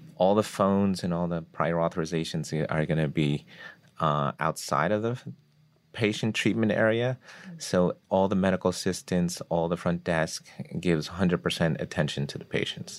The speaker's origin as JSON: {"language": "English", "region": "New Jersey", "country": "United States", "tie": "born or raised there", "said": "I grew up in North Jersey"}